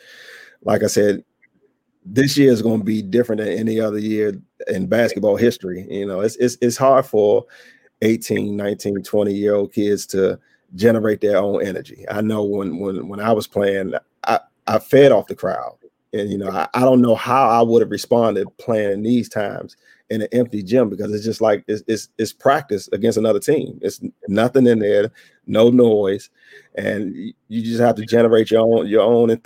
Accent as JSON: {"language": "English", "town": "Washington", "region": "District of Columbia", "country": "United States", "moved": "as an adult", "said": "being from the Washington, D.C. area"}